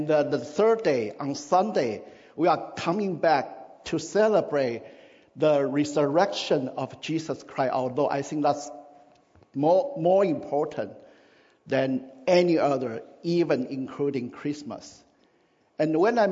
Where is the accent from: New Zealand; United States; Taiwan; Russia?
Taiwan; moved away; in my country, where I grew up in Taiwan